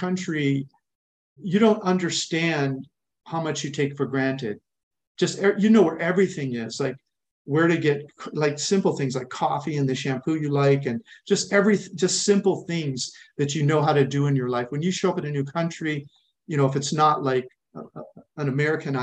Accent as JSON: {"language": "English", "region": "California", "country": "United States", "tie": "born or raised there", "also_born_or_lived": "East Coast / Arizona / Oregon / India", "moved": "as an adult", "said": "I grew up in California in a small farming town. And spent most, maybe until 20, I was in California"}